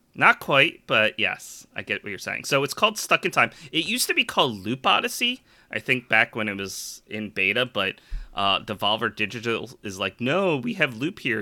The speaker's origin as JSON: {"language": "English", "town": "Philadelphia", "region": "Pennsylvania", "country": "United States", "said": "I'm a Philadelphian"}